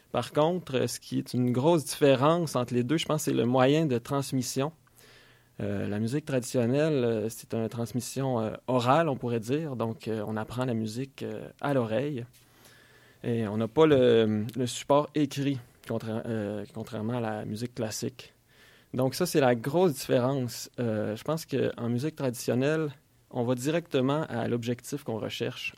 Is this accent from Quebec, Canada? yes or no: yes; Quebec, Canada; en grandissant au Québec